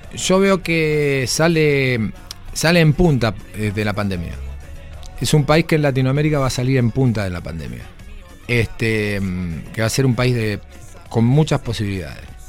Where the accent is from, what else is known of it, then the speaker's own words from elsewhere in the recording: Argentina; moved away; Soy argentino.